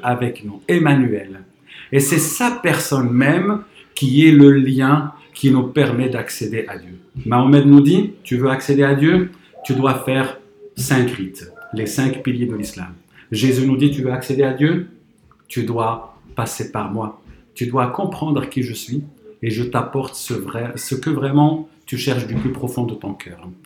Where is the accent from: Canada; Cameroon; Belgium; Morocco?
Morocco; moved away as an adult; now in France; j'ai grandi au Maroc